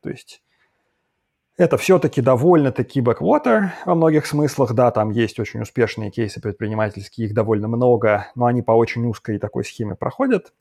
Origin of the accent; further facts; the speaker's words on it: Saint Petersburg, Russia; moved away as an adult; also born or lived in Moscow / Tel Aviv / Belgrade; now in London, United Kingdom; я вот в Питере как значит, родился и вырос